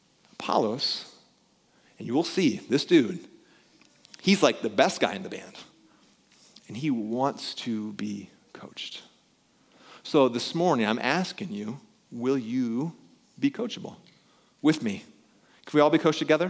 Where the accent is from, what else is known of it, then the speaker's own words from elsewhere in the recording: Pella, Iowa, United States; when I was growing up in Pella